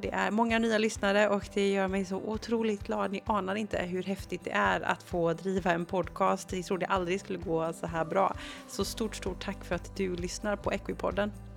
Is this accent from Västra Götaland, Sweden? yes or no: yes; Gothenburg, Västra Götaland, Sweden; både du och jag är från Göteborg